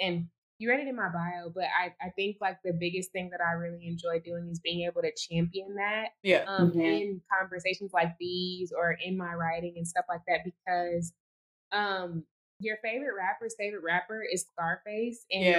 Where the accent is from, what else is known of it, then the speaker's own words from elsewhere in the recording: Houston, Texas, United States; because it's my hometown and I've lived here my entire life